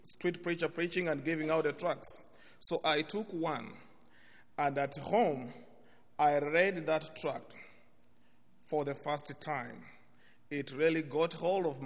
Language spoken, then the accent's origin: English; Kenya; English is a second language; I come from Kenya.